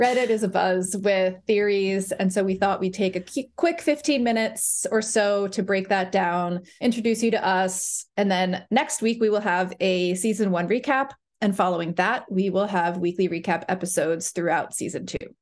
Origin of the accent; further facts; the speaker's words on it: Bergen County, New Jersey, United States; now in Providence, United States; I am a third generation Bergen County person